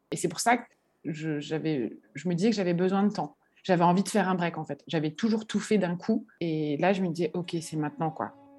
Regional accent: Paris, Île-de-France, France; moved away as an adult; now in Bordeaux, France; j'ai grandi bah, euh, à Paris dans le 15e

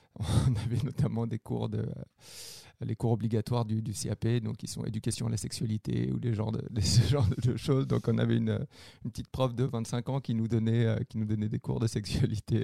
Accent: France; moved away as an adult; now in Quebec, Canada; je viens de la France. je suis arrivé au Québec en 2012.

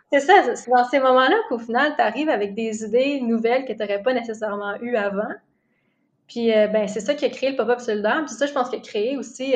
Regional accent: Gatineau, Quebec, Canada; now in Montreal, Canada; Je viens, en fait, je viens de Gatineau

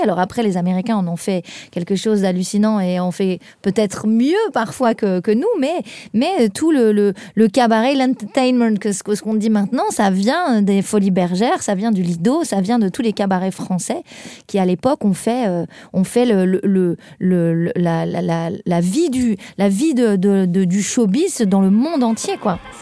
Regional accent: a small village in the Tarn, near Toulouse, Occitania, France; moved away as an adult; now in Paris, France; je viens d'un plus de Toulouse, plus loin que Toulouse, un petit village du Tarn, mais bon, on n'est pas loin de Toulouse, donc j'ai fait mes études là-bas

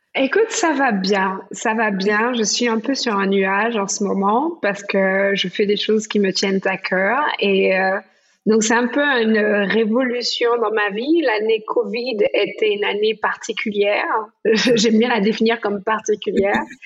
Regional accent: Martinique; now in New York, United States; quand j'étais petite aux Antilles, en Martinique

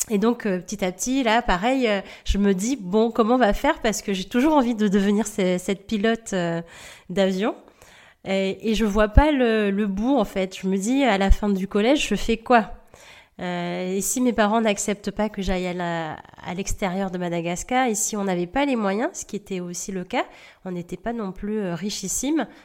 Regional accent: Réunion, France; moved away as an adult; Donc j'ai quitté la Réunion à l'âge

